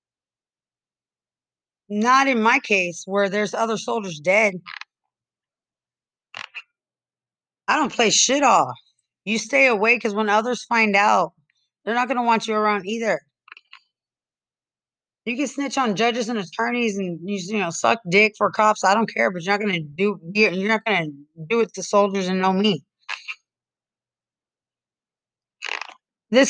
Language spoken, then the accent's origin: English; Lubbock, Texas, United States; now in San Antonio, United States; I'm in San Antonio and I'm from Lubbock